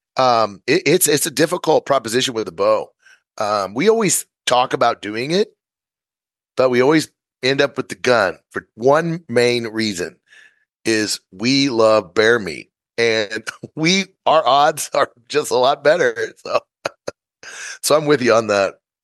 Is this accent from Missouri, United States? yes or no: yes; Missouri, United States; moved away as an adult; I'm from Missouri. We did a lot of coyote calling competitions